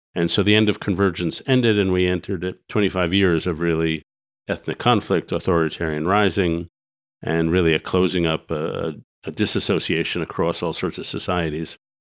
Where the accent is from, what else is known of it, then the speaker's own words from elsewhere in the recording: New York, United States; I grew up in New York and Greenwich Village in the sixties